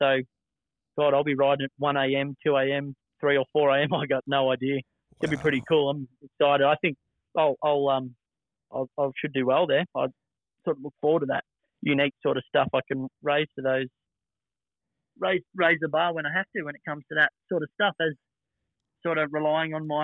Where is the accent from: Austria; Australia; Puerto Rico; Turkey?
Australia; moved away; The family business has been booming back home in Australia